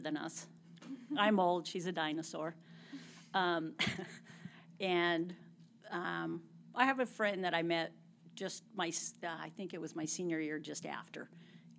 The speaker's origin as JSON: {"language": "English", "town": "Visalia", "region": "California", "country": "United States", "tie": "born or raised there", "said": "I was born in Visalia in 1960"}